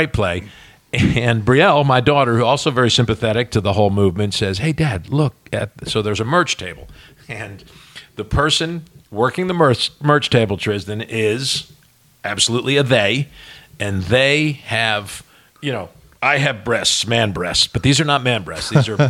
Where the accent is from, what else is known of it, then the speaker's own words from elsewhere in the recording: Ireland; I'm an Irishman. I can embellish and bullshit.